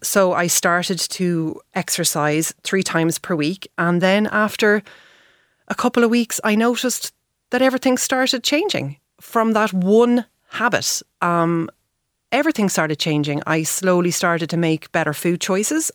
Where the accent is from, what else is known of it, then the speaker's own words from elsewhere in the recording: Dublin, Leinster, Ireland; moved away as an adult; also born or lived in Paris / Galway; I'm originally from Dublin